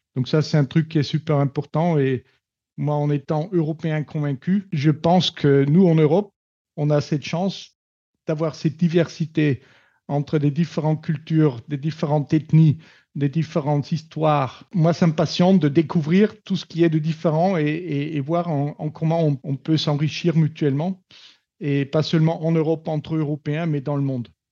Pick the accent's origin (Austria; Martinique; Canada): Austria; Steyr, Upper Austria; French is a second language; moved away as an adult; also born or lived in Paris, France; now in Toulouse, France; de Steyr, ma ville natale en Autriche, à Toulouse, où j'habite.